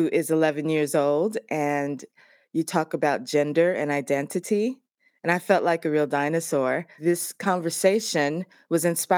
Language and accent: English; United States; now in Scotland, United Kingdom; I am an American living in Scotland